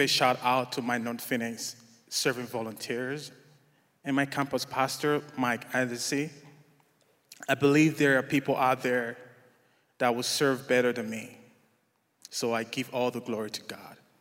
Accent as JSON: {"language": "English", "country": "Nigeria", "moved": "yes", "lives_now": "United States", "said": "I'm originally from Nigeria"}